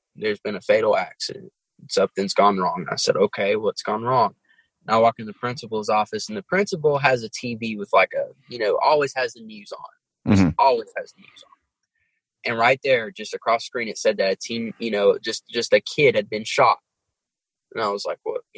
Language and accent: English; New York City, New York, United States; growing up in Brooklyn was I kind of got exposed to different cultures